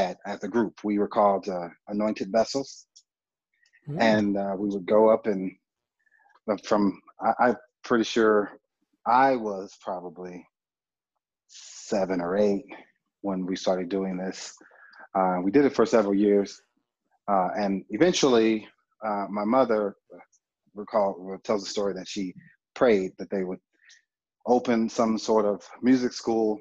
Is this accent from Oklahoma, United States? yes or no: yes; Oklahoma City, Oklahoma, United States; now in Albuquerque, United States; grew up in Oklahoma City, and I was born and raised there